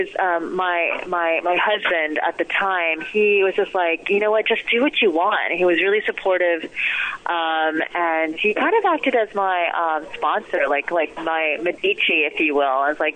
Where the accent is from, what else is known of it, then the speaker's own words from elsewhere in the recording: Summit, New Jersey, United States; also born or lived in Berkeley Heights, New Jersey / New York; I was born in Summit, New Jersey. Lived in Berkeley Heights. Went to school in Summit